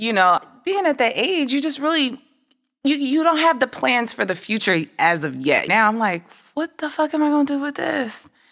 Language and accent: English; Midwest, United States; Growing up in the Midwest